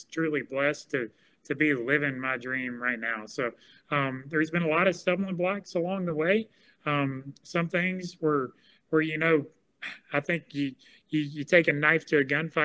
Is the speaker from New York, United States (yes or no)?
no; Fairhope, Alabama, United States; I grew up in Fairhope, Alabama